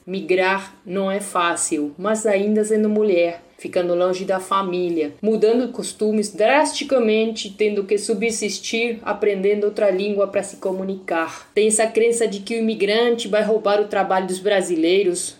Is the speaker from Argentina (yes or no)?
yes; Argentina; Portuguese is a second language; moved away as an adult; now in Brazil; sou argentina